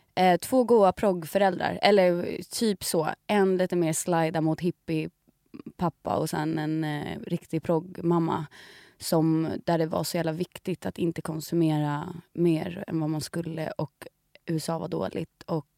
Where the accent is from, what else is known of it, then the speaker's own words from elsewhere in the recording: Sweden; som svenskar